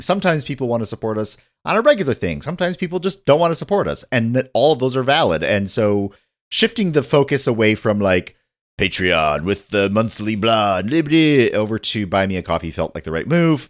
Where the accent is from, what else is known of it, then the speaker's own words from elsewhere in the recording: northern Michigan, United States; I grew up in northern Michigan